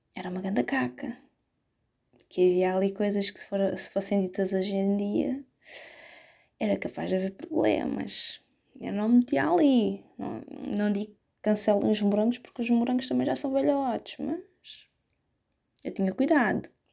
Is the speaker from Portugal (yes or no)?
yes; Setúbal, Portugal; Eu não sou dessas zonas, eu sou de Setúbal.